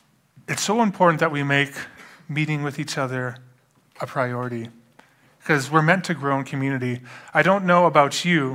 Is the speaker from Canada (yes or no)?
yes; London, Ontario, Canada; born there; also born or lived in Alberta; I moved from Alberta to here. But I do want to mention, I was born in London, Ontario. So, you know, I'm not like, I'm kind of coming back to my roots